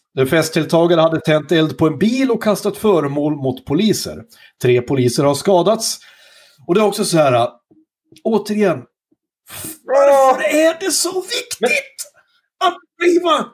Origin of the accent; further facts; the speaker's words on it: southern Norrland, Sweden; Norrland eller södra Norrland där jag kommer ifrån